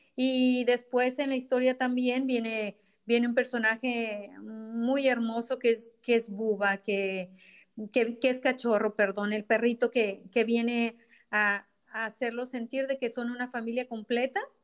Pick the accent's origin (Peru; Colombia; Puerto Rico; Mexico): Mexico; Ensenada, Baja California; now in United States; Yo soy de Ensenada, eh, Baja California de México